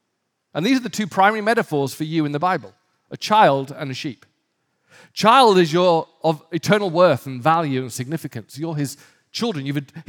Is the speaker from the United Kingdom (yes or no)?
yes; Northern England, United Kingdom; when I grew up in the North of England, it wasn't uncommon to see sheep in desperate trouble of their own making